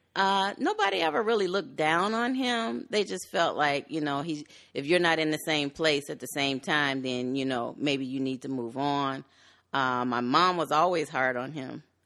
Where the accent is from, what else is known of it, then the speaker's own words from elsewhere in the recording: Chicago, Illinois, United States; I was born in Chicago. I'm originally from the West Side. I later moved to the western suburbs